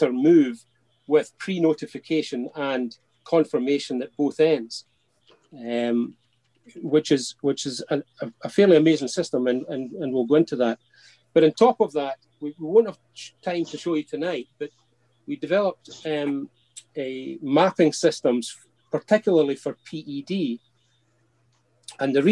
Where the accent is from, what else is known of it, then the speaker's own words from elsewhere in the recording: Scotland, United Kingdom; accent: Scots; I hope my Scots accent rapid fire doesn't